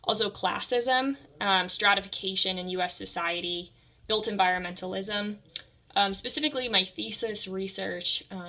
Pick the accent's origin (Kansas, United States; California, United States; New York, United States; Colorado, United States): Colorado, United States; Littleton; moved away as an adult; now in Houston, United States; as I said, and I'm from Littleton, Colorado.